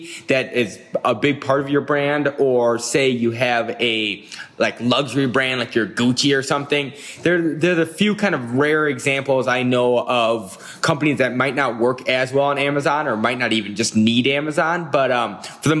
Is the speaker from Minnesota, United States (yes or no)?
yes; Minneapolis, Minnesota, United States; I'm from Minneapolis, Minnesota, and I run Goat Consulting